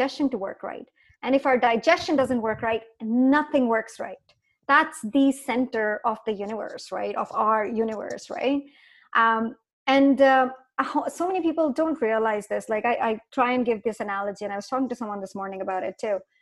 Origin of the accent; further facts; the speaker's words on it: India; moved away as an adult; now in North America; I grew up in India